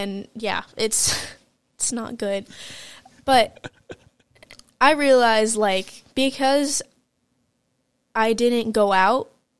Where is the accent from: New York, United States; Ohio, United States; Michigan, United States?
Michigan, United States; Detroit; I grew up in Detroit, Michigan.